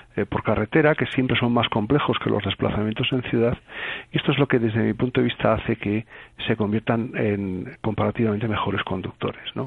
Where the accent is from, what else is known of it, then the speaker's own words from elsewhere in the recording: Andalusia, Spain; no tenemos totalmente ganada como españoles y como andaluces la batalla